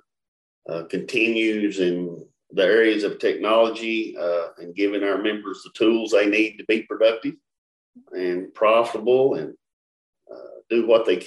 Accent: Russell Springs, Kentucky, United States; I'm from Russell Springs, Kentucky

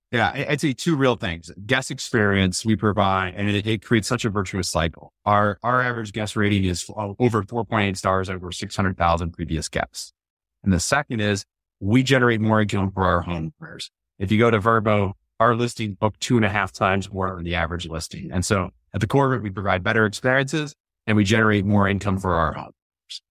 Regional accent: Chicago, Illinois, United States; moved away; I was always from the Chicago area

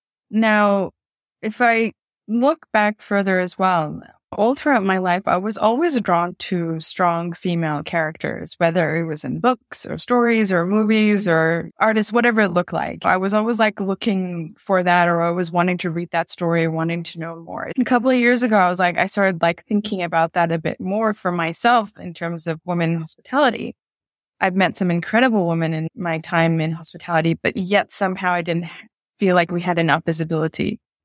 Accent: Bangkok, Thailand; born there; So I'm Bangladeshi Swiss and I was born in Bangkok.

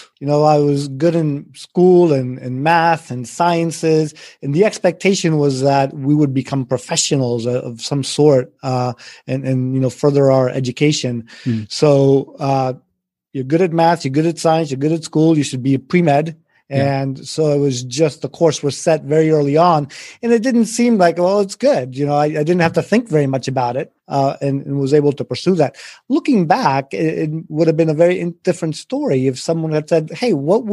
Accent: Richmond, Virginia, United States; first language Spanish; English is a second language; also born or lived in Spain; I was born in Spain. I grew up in Spain. I was 5 years old. My parents moved to Richmond, Virginia

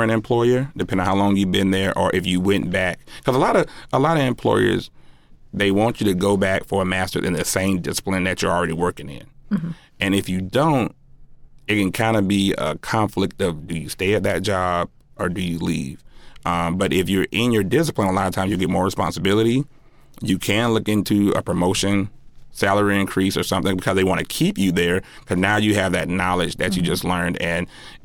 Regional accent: South Georgia, United States; moved away as an adult; I'm from South Georgia. I'm a country boy from the deep South.

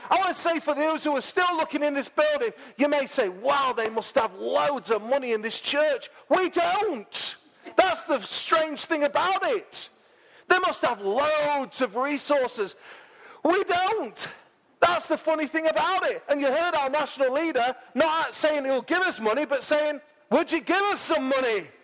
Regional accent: Mansfield, East Midlands, United Kingdom; moved away as an adult; I'm in my hometown

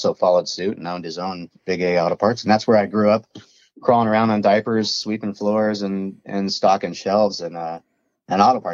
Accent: Ventura, California, United States; also born or lived in Phoenix, Arizona / Colorado / Wildomar, California; I was born and raised in a tiny little beach community called Ventura, California, in Southern California there.

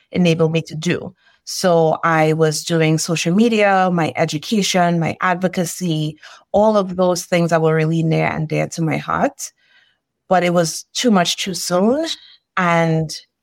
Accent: Trinidad & Tobago; now in Northern California, United States; I am originally from Trinidad and Tobago.

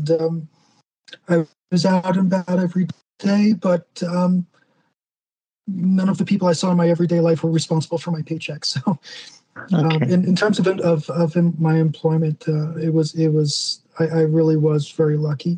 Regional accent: New Jersey, United States; now in New Mexico, United States; New Jersey was right there, and that's where I'm from

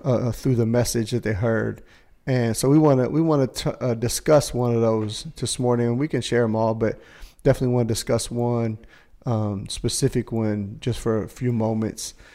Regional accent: Indiana, United States; I'm from Indiana.

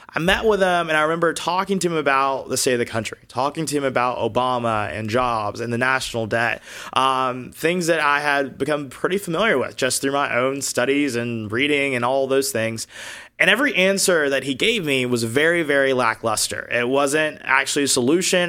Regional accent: Augusta, Georgia, United States; moved away as an adult; also born or lived in Alabama; now in Los Angeles, United States; I was born and raised in the state of Georgia

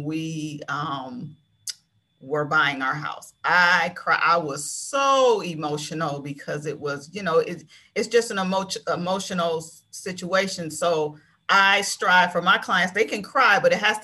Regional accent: Maple Heights, Ohio, United States; I grew up in Maple Heights. I grew up on Anthony Street in Maple Heights.

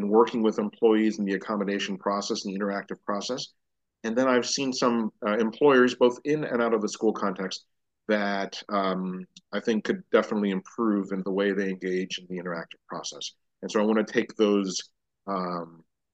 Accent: Miami, Florida, United States; now in Dallas, United States; I'm originally from Miami, Florida

